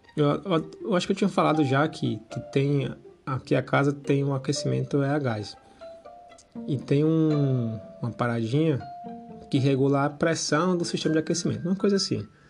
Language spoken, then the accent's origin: Portuguese; Brazil; moved away as an adult; nasci no Brasil.